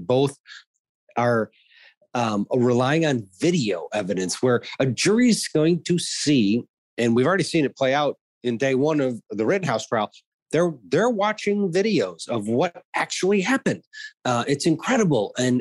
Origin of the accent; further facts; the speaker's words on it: Wisconsin, United States; moved away; I grew up in Wisconsin